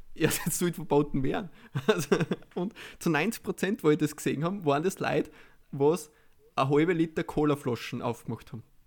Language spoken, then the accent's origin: German; Austria; als Österreicher